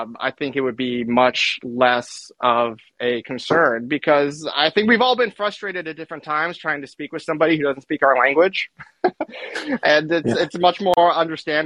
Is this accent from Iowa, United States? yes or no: no; California, United States; I grew up in California